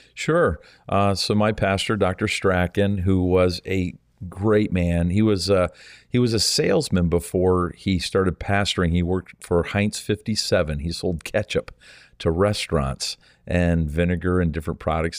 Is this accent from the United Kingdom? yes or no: no; Canada; also born or lived in St. Thomas, Ontario; our country is so vast